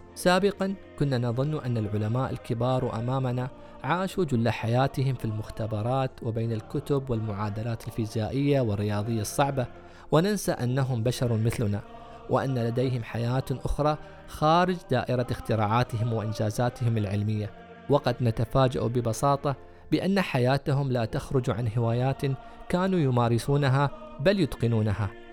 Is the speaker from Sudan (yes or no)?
no; United Arab Emirates; عندنا في الإمارات